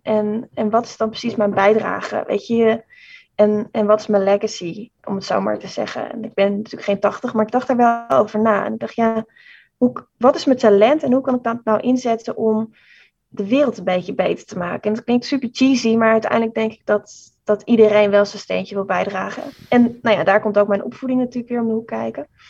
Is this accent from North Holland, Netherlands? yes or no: yes; Amsterdam, North Holland, Netherlands; ik kom uit Amsterdam